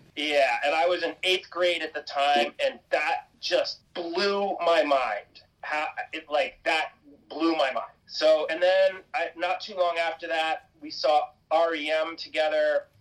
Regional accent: Cape Cod, Massachusetts, United States; I grew up in Cape Cod, Massachusetts

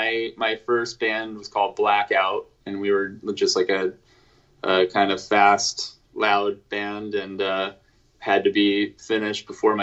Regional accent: Anchorage, Alaska, United States; I grew up in Anchorage, Alaska, so there wasn't a lot of like bands coming up there as much.

